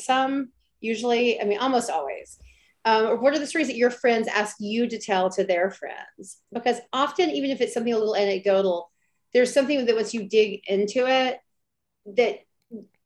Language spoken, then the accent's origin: English; Alabama, United States; now in Brooklyn, United States; I grew up in a really small town in Alabama